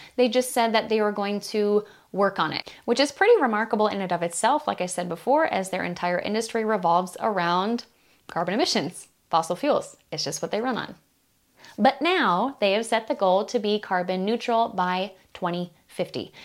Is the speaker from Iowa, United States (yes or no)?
yes; Iowa, United States; Des Moines, Iowa, the capital of my home state